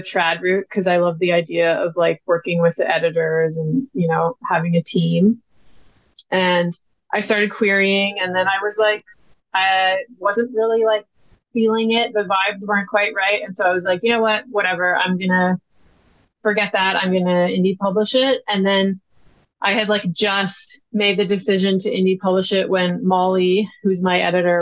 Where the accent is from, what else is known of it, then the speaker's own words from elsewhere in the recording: BC, British Columbia, Canada; my hometown in BC